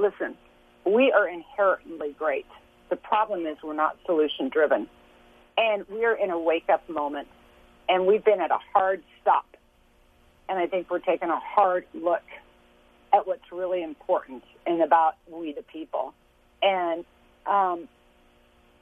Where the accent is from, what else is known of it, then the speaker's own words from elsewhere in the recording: Lawrence, Kansas, United States; I was born and raised in Lawrence, Kansas